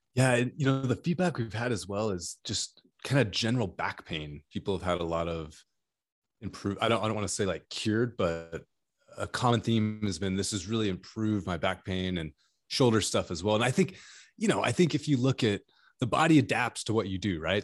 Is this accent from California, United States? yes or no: yes; California, United States; I'm from California